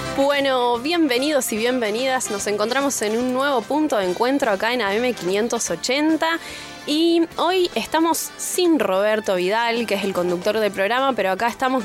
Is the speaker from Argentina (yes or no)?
yes; Altos de Chipión, Córdoba, Argentina; soy de Altos de Chipión